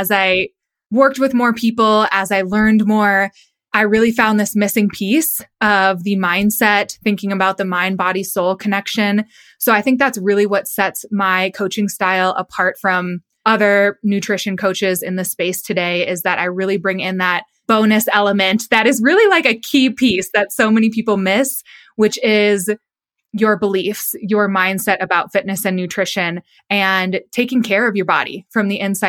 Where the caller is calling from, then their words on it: Colorado Springs, Colorado, United States; I am out in Colorado Springs, which is just south of Denver, out in Colorado.